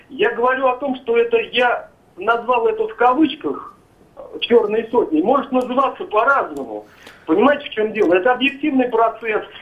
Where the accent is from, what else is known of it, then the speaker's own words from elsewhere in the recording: Moscow, Russia; я сам русский, москвич. Жена у меня чеченка, мусульманка.